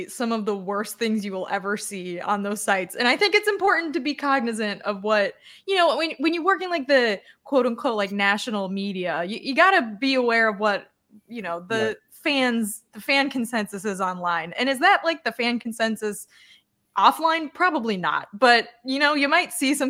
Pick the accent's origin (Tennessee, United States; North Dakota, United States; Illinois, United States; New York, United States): Illinois, United States; Chicago; I grew up in Chicago